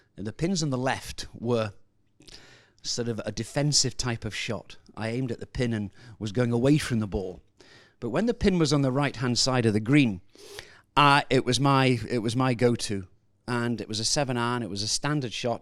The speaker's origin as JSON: {"language": "English", "region": "Scotland", "country": "United Kingdom", "said": "as a Scotsman"}